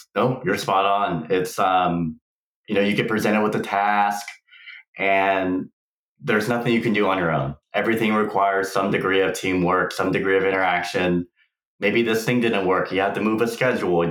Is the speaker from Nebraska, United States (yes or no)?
no; Houston, Texas, United States; moved away as an adult; now in San Diego, United States; I was actually born and raised in Houston, Texas